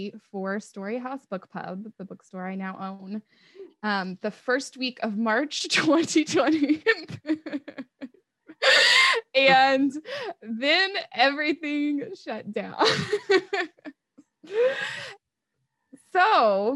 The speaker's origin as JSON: {"language": "English", "region": "Iowa", "country": "United States", "also_born_or_lived": "Denver", "moved": "as an adult", "lives_now": "Des Moines, United States", "said": "I'm originally from Iowa"}